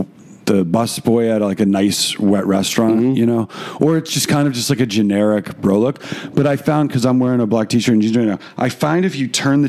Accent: New York, United States; So many of you know, I grew up in New York and now I don't.

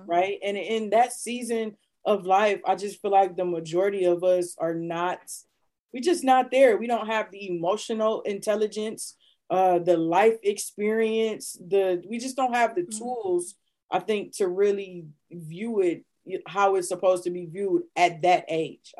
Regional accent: Akron, Ohio, United States; moved away as an adult; now in Cleveland, United States; originally born and raised in Akron, and um, I've lived the majority of my life, my adult life in Cleveland

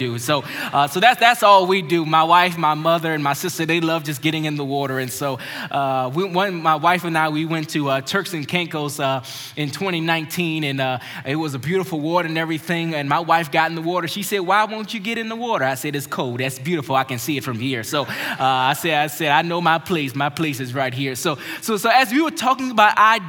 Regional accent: Maryland, United States; growing up in Maryland, my family

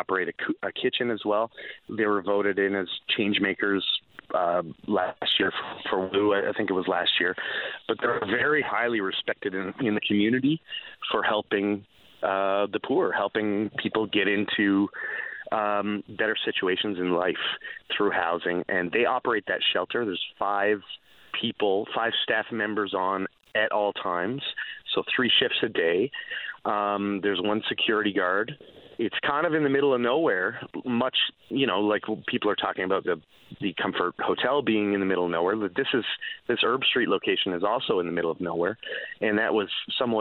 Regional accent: Cambridge, Ontario, Canada; moved away; so I grew up in Ontario, just outside of Cambridge, on a 45-acre farm there

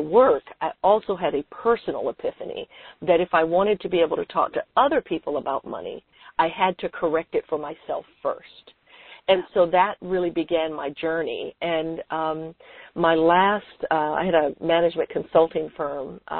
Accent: San Francisco, California, United States; I was born and raised in San Francisco

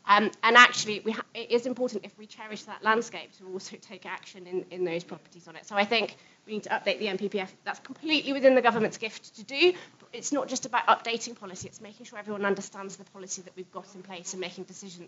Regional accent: Penzance, South West England, United Kingdom; I was born in Penzance.

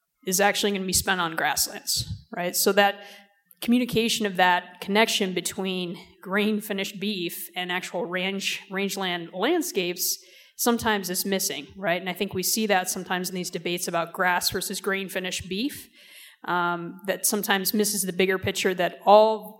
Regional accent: upstate New York, United States; moved away; I'm also originally from upstate New York.

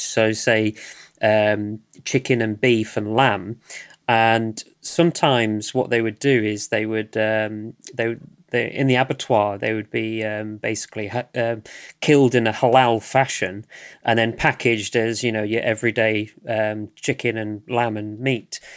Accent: United Kingdom; I'm from the U K, if you, you cannot tell by my accent

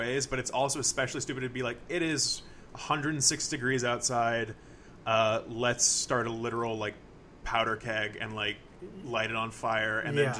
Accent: Texas, United States; moved away as an adult; now in Los Angeles, United States; I keep looking at my my hometown and it is a good, like, 30 degrees cooler in Texas.

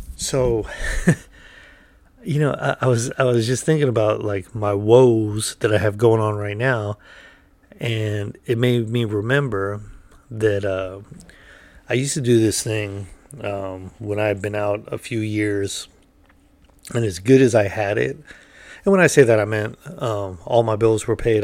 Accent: United States; I'm an American

